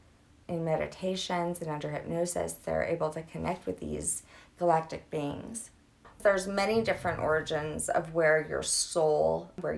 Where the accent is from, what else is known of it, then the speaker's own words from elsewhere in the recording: Louisiana, United States; I'm from Louisiana